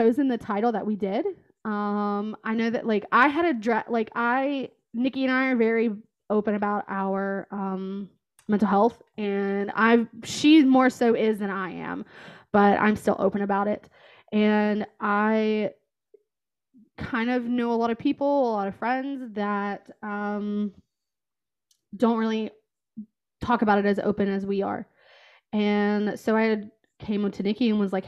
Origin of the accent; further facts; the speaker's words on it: West Virginia, United States; moved away as an adult; also born or lived in Kentucky; now in Columbus, United States; I am originally from West Virginia, and I moved to Kentucky for a job in Cincinnati